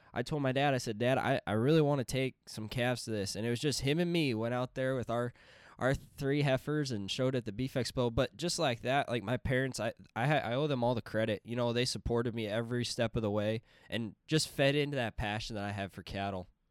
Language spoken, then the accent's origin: English; Princeton, Minnesota, United States; I'm from Princeton, Minnesota